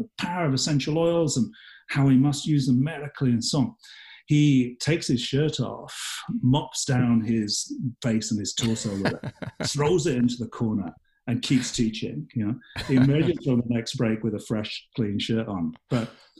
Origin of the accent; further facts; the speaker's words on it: Yorkshire and the Humber, United Kingdom; now in Canada; I was born and raised in England